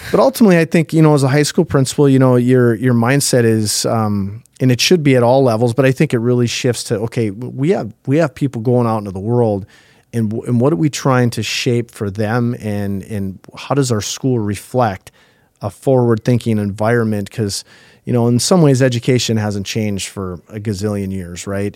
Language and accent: English; Thief River Falls, Minnesota, United States; I grew up in, in Thief River Falls